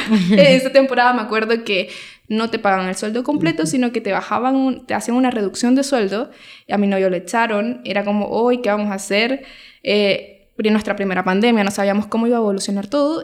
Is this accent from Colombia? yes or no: no; Venezuela; moved away as an adult; now in Chile; yo soy venezolana y tengo cinco años eh, viviendo acá en Chile